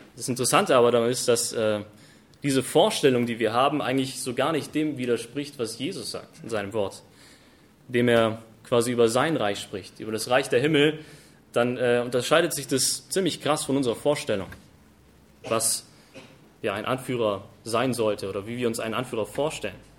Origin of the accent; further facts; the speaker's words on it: Germany; bei uns in Deutschland